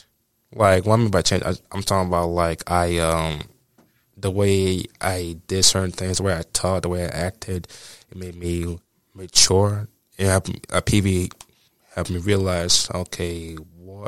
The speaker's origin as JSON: {"language": "English", "country": "United States", "tie": "born or raised there", "also_born_or_lived": "Nigeria", "moved": "yes"}